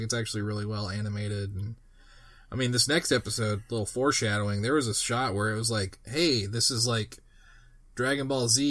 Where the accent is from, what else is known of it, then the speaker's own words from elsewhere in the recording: Kentucky, United States; I'm from Kentucky.